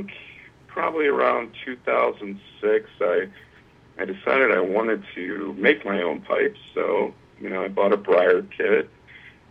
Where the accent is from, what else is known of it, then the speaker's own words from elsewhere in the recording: Bellevue, Ohio, United States; I am from a small town in Ohio, which there's plenty of them here. Bellevue, very small town